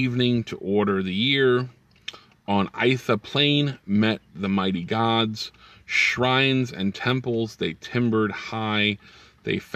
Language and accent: English; the North, United States; now in the South, United States; I live in the South now, and I'm originally from the North.